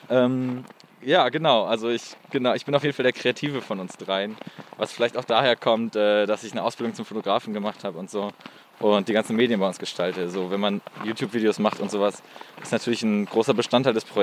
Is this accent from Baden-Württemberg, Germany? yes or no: no; Geldern, North Rhine-Westphalia, Germany; Ich bin gebürtig aus Geldern